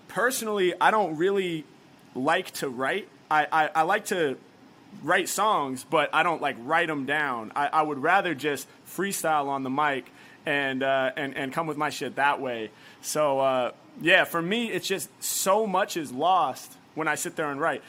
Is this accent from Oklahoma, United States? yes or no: no; Portland, Oregon, United States; now in Los Angeles, United States; I'm from Portland, Oregon, originally